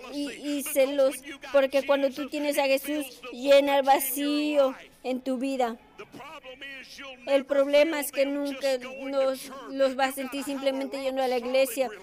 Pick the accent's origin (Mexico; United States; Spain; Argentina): United States; Georgia; soy un hombre de Georgia. Yo amo a Georgia